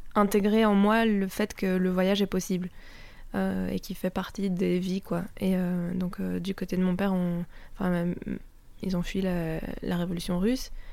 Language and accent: French; Belgium; je me sens chez moi en Italie, mais pas chez moi parce que socialement, ben, je suis belge.